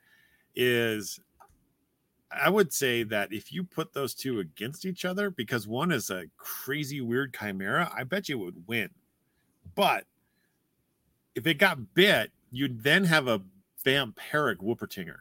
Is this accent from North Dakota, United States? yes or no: yes; North Dakota, United States; I grew up in North Dakota